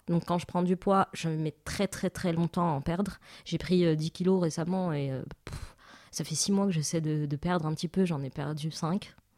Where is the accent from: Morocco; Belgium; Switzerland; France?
Morocco; je suis marocaine et donc j'ai grandi au Maroc